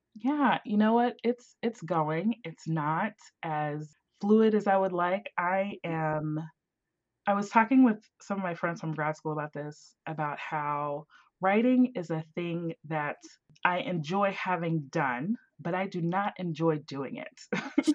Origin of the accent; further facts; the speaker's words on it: Southern West Virginia, United States; moved away; I was born and raised in a little town in, in West Virginia, Southern West Virginia, right next to Ohio.